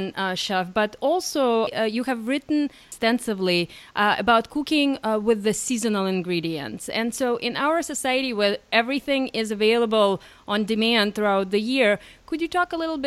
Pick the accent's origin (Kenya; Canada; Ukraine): Ukraine; now in United States; I was born in Ukraine.